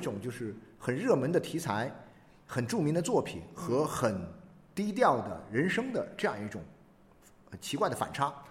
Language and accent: Chinese; China; 我们中国人